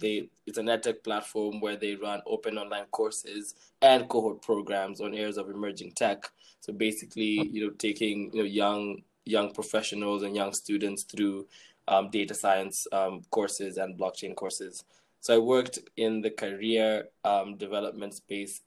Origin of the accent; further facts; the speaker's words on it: Kenya; I'm from Kenya